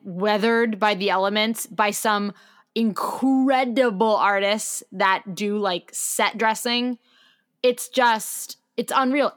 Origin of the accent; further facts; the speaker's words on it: New York City, New York, United States; I'm from New York City